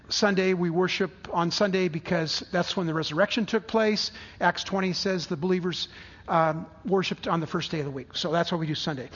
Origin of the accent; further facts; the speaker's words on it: San Diego, California, United States; I grew up in San Diego